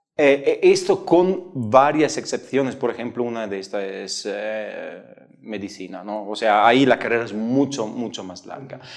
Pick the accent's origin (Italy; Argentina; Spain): Italy; moved away; also born or lived in Padua; yo soy italiano